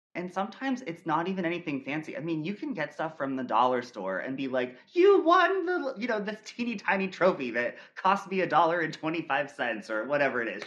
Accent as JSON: {"language": "English", "town": "Millersburg", "region": "Ohio", "country": "United States", "tie": "born or raised there", "said": "I grew up in Millersburg, Ohio, in a very small town dance studio"}